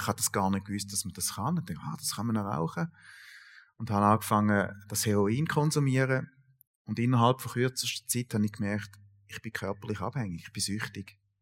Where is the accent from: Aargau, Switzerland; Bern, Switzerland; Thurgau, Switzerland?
Thurgau, Switzerland; Sulgen; ich bin äh, in Sulgen aufgewachsen, Kanton Thurgau